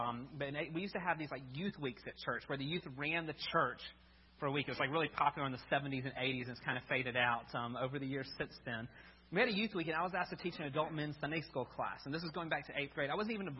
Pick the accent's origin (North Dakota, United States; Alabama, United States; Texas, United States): Alabama, United States; Birmingham; But I grew up in Birmingham, so I grew up in Alabama. No, my accent doesn't really convey that.